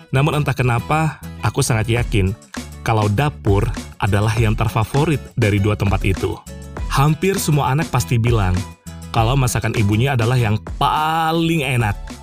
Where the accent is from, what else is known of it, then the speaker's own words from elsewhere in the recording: West Kalimantan, Indonesia; moved away as an adult; now in Java, Indonesia; bagi kami suku Melayu di Kalimantan Barat, lebih sering menyebutnya Mama Kame, artinya ibu saya